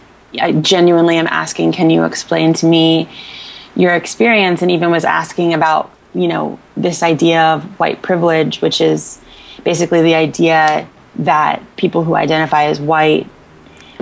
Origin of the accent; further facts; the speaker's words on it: Northern Virginia, United States; I grew up in Northern Virginia